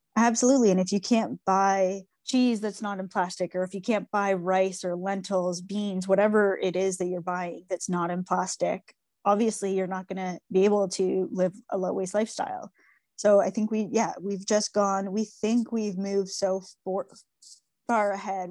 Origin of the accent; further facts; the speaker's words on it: Toronto, Ontario, Canada; I grew up in Toronto, on Toronto Island, um, which was a really special place to grow up